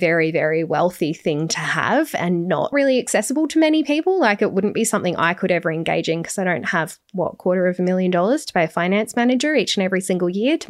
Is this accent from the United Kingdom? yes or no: no; Australia; And the reason for that is because I'm only Australian.